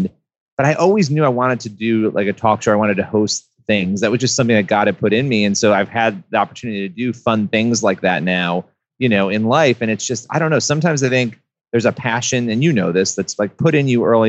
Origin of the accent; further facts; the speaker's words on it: Rochester, New York, United States; I grew up in Rochester, New York